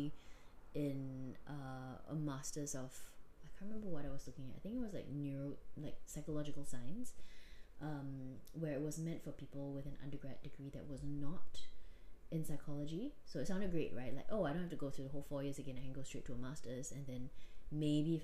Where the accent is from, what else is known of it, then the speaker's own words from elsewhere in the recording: Singapore; moved away as an adult; also born or lived in Australia; as a Singaporean